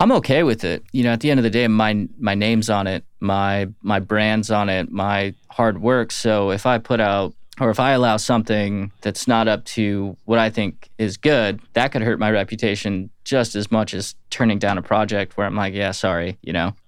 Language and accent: English; Atlanta, Georgia, United States; also born or lived in Florida / Phoenix / Los Angeles / Michigan; now in Nashville, United States; I did most of my young upbringing in Atlanta